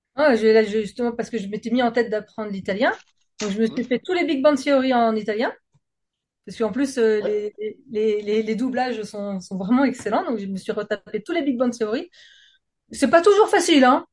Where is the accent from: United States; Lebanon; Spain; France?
France